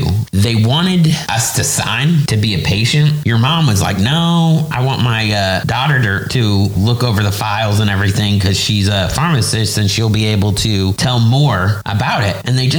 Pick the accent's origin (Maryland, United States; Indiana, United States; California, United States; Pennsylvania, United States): Indiana, United States; Indianapolis; now in Orlando, United States; because we're from Indianapolis.